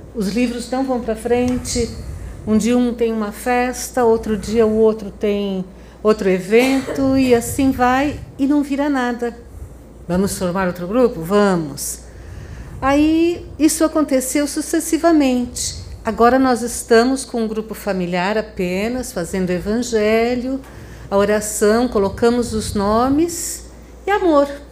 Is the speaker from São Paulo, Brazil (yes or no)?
yes; Franca, São Paulo, Brazil; sou de Franca, São Paulo